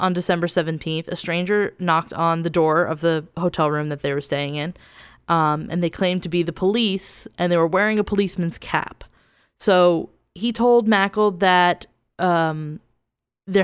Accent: New Jersey, United States; I'm from New Jersey, so I say everything wrong.

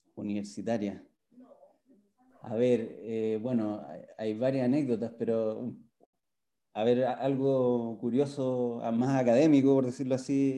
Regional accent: Santiago, Santiago Metropolitan Region, Chile; me nacido y criado en Santiago

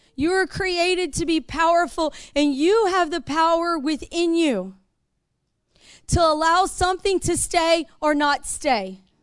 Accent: the South, United States; We're from the South

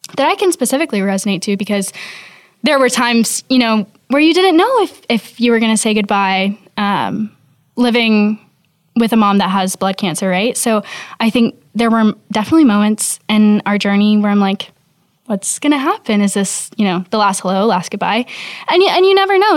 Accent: the South, United States; we're from the South

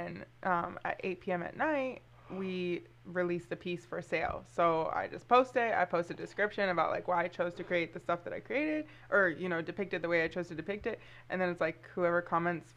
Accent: Lansing, Michigan, United States; moved away as an adult; also born or lived in London / Miami / Tampa; originally I'm from Lansing, but I just came back at the the beginning of COVID last year

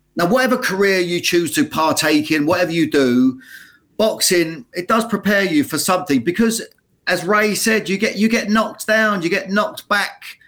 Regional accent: Luton, East of England, United Kingdom; my hometown of Luton

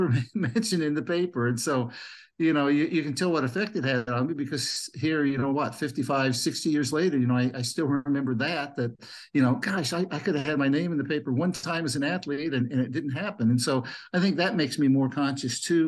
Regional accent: Mahomet, Illinois, United States; when I was growing up in Muhammad, I played Little League baseball

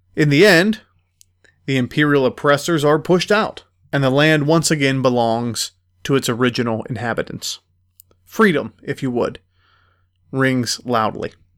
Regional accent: United States; for us as Americans

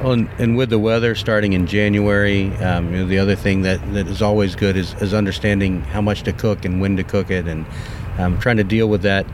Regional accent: Texas, United States; born and raised in Texas

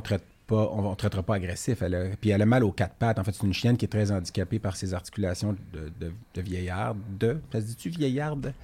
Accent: Laval, Quebec, Canada; je viens de Laval, puis euh, quand j'étais jeune

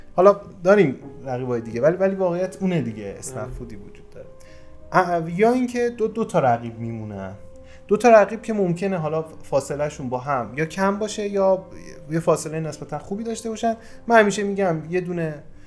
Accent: Yazd Province, Iran; من متولد یزدم همه جای اینو میگم و در واقع بخش بزرگی از زندگیمو توی یزد گذروندم

